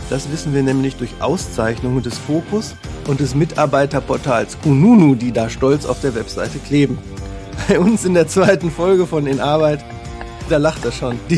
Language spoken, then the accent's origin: German; Wesel, North Rhine-Westphalia, Germany; Ich stamme aus, aus Wesel am Niederrhein, da gibt es auch Taxi-Tekat